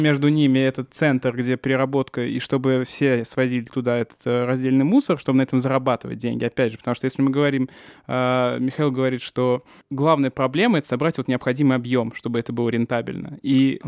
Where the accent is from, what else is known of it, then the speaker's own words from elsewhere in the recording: Samara Oblast, Russia; moved away; сам из маленького города, э, сам регулярно бываю, я из Самарской области